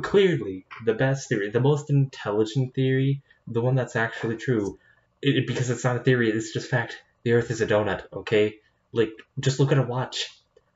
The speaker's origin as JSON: {"language": "English", "country": "Canada", "said": "I'm Canadian"}